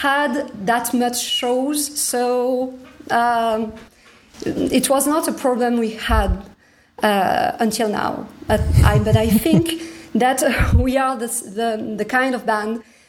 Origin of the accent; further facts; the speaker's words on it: Toulouse, Occitania, France; my hometown, Toulouse